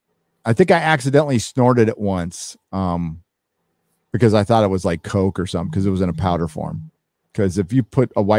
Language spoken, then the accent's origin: English; Encinitas, California, United States; my hometown, Encinitas